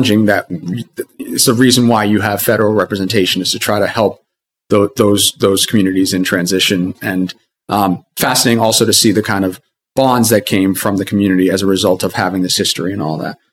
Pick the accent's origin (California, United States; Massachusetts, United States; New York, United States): Massachusetts, United States; Andover; I'm from Andover. I grew up in Andover, and Andover's in the 3rd district of Massachusetts